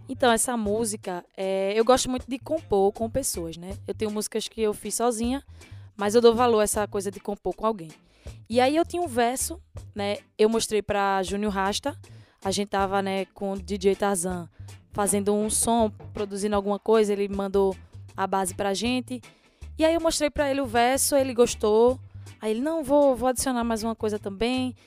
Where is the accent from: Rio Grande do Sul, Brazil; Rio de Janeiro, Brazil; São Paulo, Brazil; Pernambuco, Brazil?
Pernambuco, Brazil; Olinda; Sou de Rio Doce, terra de …